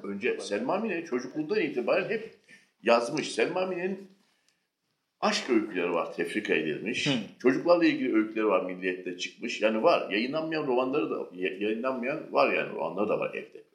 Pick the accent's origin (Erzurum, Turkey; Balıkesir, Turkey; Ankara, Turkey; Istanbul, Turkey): Istanbul, Turkey; Ben 1978 İstanbul doğumluyum.